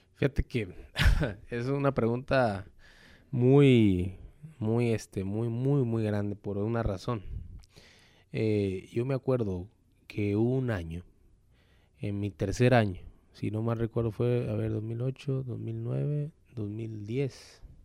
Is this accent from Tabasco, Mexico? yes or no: yes; Tabasco, Mexico; moved away as an adult; now in Hermosillo, Mexico; en Tabasco, en donde mi tierra me vio nacer